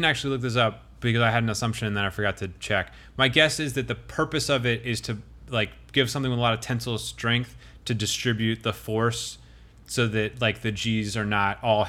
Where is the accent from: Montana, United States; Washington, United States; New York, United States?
Montana, United States; Now, when I was growing up in Montana, there was a lonely bison.